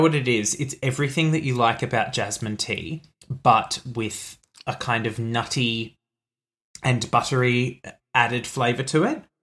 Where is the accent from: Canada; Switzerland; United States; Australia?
Australia; being Australian